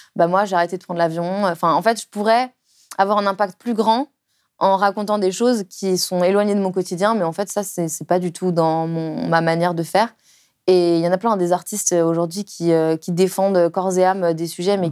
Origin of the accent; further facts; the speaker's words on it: Lyon, Auvergne-Rhône-Alpes, France; now in Paris, France; quand j'étais enfant à Lyon, enfin en banlieue lyonnaise